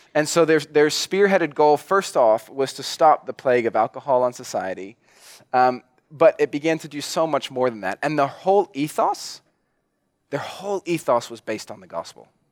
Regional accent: New Zealand; I'm a Kiwi

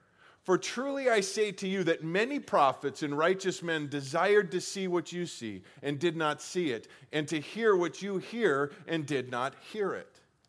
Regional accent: Colorado, United States; Again, I grew up in Colorado where we have real mountains.

